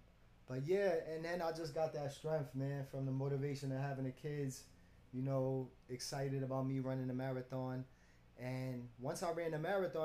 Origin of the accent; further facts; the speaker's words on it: New York City, New York, United States; born and raised in Brooklyn, downtown Gowanus.